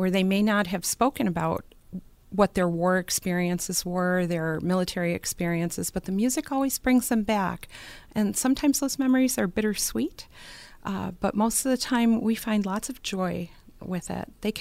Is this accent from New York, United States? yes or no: yes; Buffalo, New York, United States; born and raised in Buffalo, in the Buffalo area